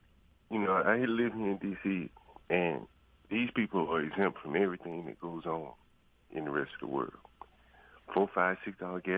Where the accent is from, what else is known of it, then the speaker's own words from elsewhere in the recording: Alabama, United States; moved away as an adult; now in Mississippi, United States; I'm from Alabama originally, mm-hmm. and I've been a landlord up here about 20 years.